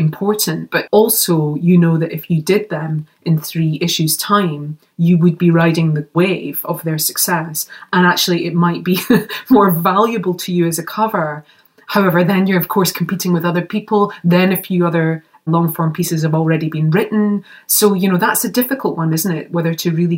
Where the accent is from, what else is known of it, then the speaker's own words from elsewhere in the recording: Scotland, United Kingdom; as a Scottish girl.